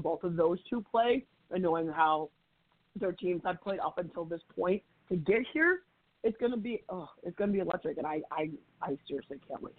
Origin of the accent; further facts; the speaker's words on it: United States; being an American player